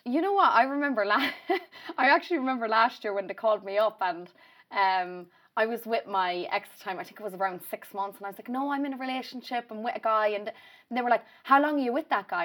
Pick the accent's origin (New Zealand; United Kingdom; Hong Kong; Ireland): Ireland; if I did come home and I'd go to, say, Mullingar or Rutland, that's where I'd always go on a night out